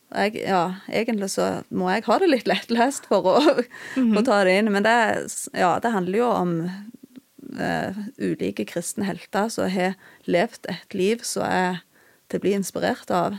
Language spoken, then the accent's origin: Norwegian; Bryne, Rogaland, Norway; also born or lived in Okna; Jeg er fra Jæren, jeg er fra Bryne. og Vokste opp i en kristen heim